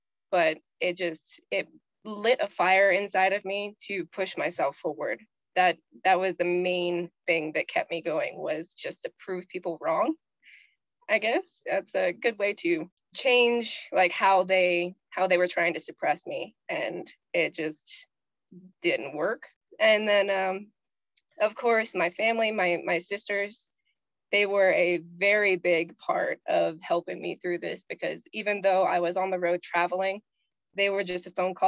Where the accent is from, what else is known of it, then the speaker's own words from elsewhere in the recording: the South, United States; Growing up in the South